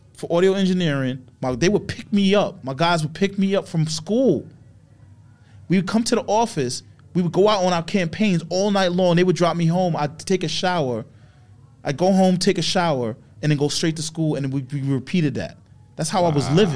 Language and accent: English; New York City, New York, United States; I grew up in Queens